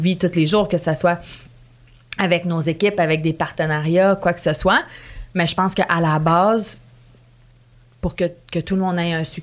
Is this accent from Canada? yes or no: yes; Canada; je sais pas si les gens, à cause que je venais du Canada